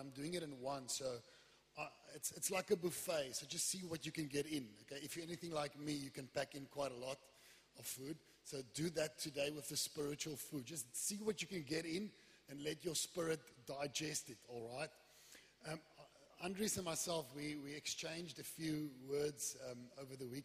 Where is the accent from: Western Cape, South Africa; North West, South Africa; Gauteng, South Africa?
Western Cape, South Africa; Wellington; moved away; I come from Wellington.